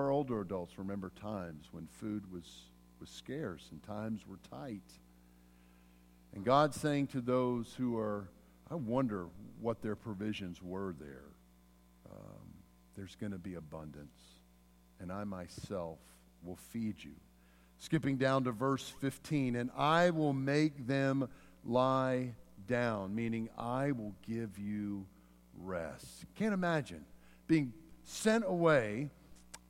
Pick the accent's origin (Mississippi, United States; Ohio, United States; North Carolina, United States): Mississippi, United States; moved away; also born or lived in Pennsylvania; I was born in Mississippi, but then I was taken into exile to a far and distant pagan country of Pennsylvania